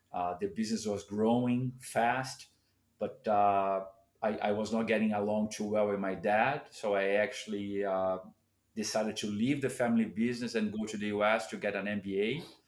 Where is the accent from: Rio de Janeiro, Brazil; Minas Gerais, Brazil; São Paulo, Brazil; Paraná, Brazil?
São Paulo, Brazil; I grew up in Sao Paulo